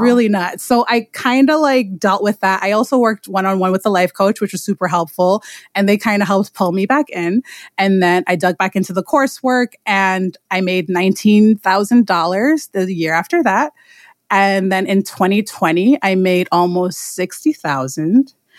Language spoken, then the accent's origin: English; New York City, New York, United States; I am from Queens, New York